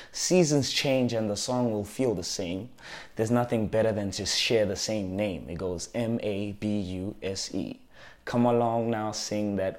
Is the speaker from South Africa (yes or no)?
yes; South Africa